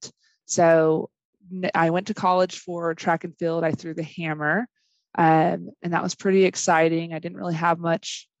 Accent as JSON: {"language": "English", "town": "Bakersfield", "region": "California", "country": "United States", "tie": "born or raised there", "also_born_or_lived": "Eastern New Mexico University", "moved": "yes", "lives_now": "Hobbs, United States", "said": "I grew up in Bakersfield, California"}